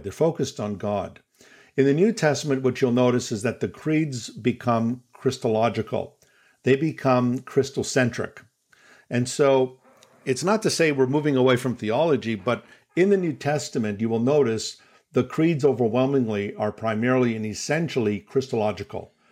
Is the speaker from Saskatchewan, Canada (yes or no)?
no; Toronto, Ontario, Canada; I'm from Toronto, Canada, and I was born in Toronto.